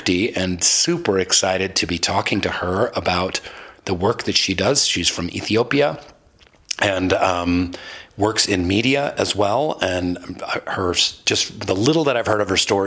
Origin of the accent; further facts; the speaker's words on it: Seattle, Washington, United States; I'm from Seattle. We're surrounded by big mountains